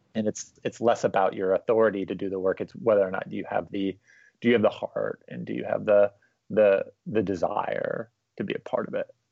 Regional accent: Newport Beach, California, United States; I was growing up there.

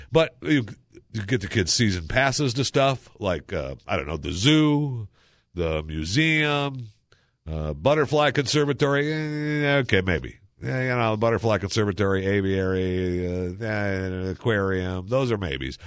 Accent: Michigan, United States; moved away; I grew up in Michigan, so you swam only in the summertime

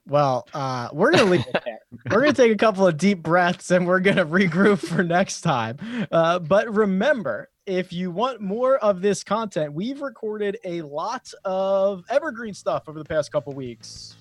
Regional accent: Philadelphia, Pennsylvania, United States; moved away; I'm from Philadelphia originally

